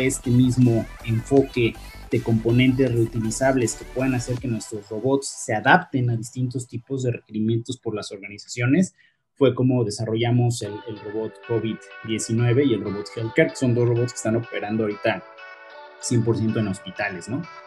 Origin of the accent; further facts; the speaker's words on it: Mexico; los mismos ingenieros mexicanos, no es algo que nos orgullezca, pero nuestro salario es mucho menor